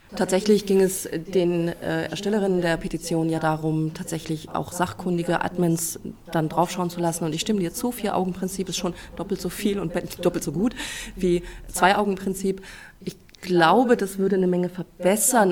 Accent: Celle, Lower Saxony, Germany; Ich komme aus Celle

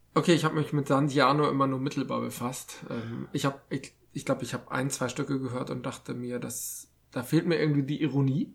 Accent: Hamburg, Germany; als Hamburger

